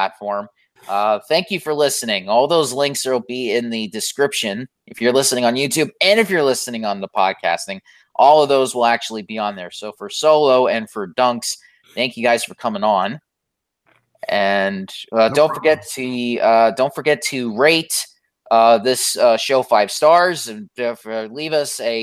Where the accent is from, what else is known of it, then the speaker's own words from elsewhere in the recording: Florida, United States; accent: Southern; I've lived in Florida my entire life. Even though I have New York blood, I'm still a Southerner